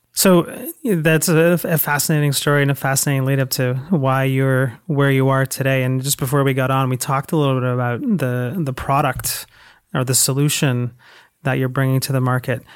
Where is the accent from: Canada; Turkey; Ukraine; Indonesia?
Canada; Toronto, Ontario; moved away as an adult; now in United States; I am from Canada. Toronto, I was moved he-, here about a year ago